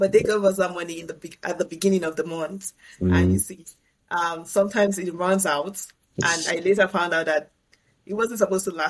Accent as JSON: {"language": "English", "country": "Nigeria", "moved": "as an adult", "lives_now": "Canada", "said": "back home in my home country, Nigeria"}